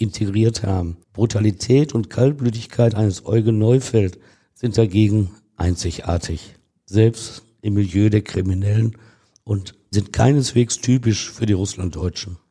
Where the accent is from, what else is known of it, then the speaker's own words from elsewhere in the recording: Ruhr area, North Rhine-Westphalia, Germany; wir Ruhrgebietler